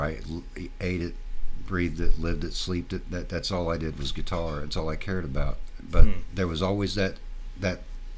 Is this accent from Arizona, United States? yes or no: no; Martinsville, Indiana, United States; I grew up south of Indianapolis in a little town called Martinsville